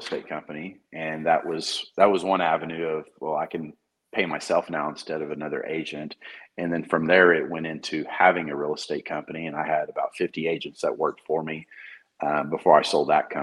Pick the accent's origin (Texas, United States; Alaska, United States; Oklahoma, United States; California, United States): Oklahoma, United States; Moore; moved away as an adult; I'm from Moore. I graduated there